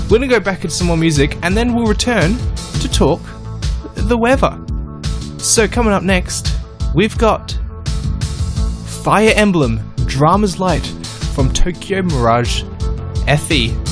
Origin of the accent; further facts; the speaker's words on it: Austria; Yep, I'm from Austria.